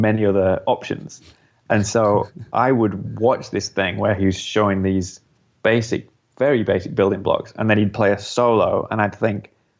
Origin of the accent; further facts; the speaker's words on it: United Kingdom; as a British musician